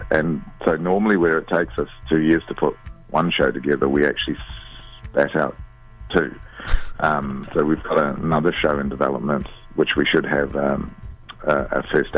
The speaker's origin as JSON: {"language": "English", "country": "India", "said": "I mean, I'm Indian, and my view of the world is influenced by that."}